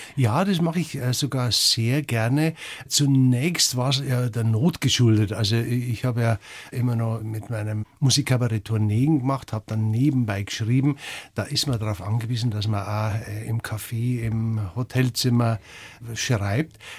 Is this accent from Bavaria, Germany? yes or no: yes; Garmisch-Partenkirchen, Bavaria, Germany; ich bin in Garmisch zur Schule gegangen